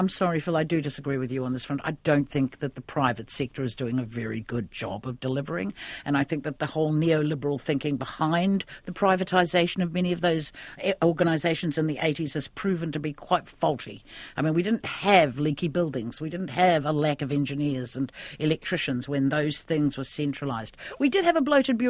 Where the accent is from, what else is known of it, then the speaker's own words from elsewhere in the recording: Ahipara, Northland, New Zealand; I was raised around Ahipara in the far north